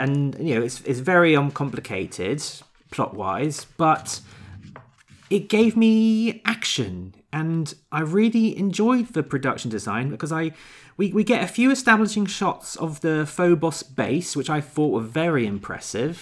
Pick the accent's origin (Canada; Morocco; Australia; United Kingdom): United Kingdom; I'm British